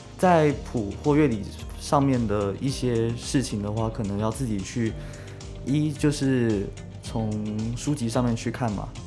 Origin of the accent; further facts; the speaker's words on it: Kaohsiung, Taiwan; 中山离我家近嘛，我是高雄人。